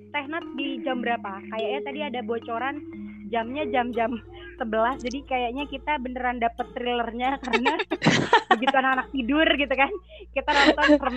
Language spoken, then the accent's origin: Indonesian; Java, Indonesia; kita kan namanya orang Jawa saya orang Jawa gitu kan